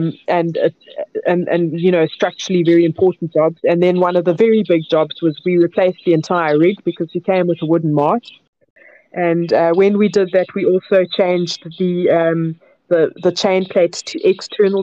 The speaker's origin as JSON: {"language": "English", "country": "South Africa", "tie": "born or raised there", "said": "I grew up inland in South Africa"}